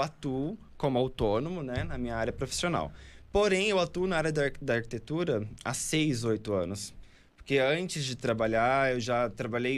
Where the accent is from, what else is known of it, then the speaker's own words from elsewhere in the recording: Pará, Brazil; also born or lived in Mato Grosso; now in São Paulo, Brazil; sou natural do Pará, né? Morei há muito tempo no Mato Grosso